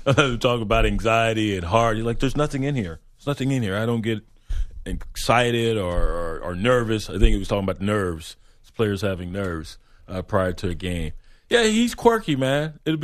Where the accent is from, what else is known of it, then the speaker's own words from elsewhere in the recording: Jamaica; I'm Jamaican. I got 8 jobs, man.